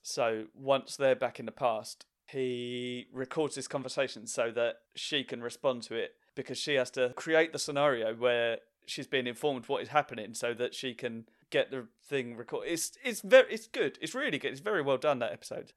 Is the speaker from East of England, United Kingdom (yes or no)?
yes; Essex, East of England, United Kingdom; I always lived in this area, anyway, within, in a ten mile radius.